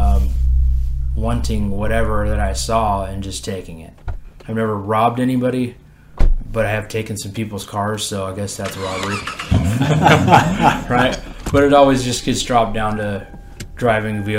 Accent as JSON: {"language": "English", "area": "Orange County, Silverado Canyon", "region": "California", "country": "United States", "said": "I'm from Orange County, up in Silverado Canyon"}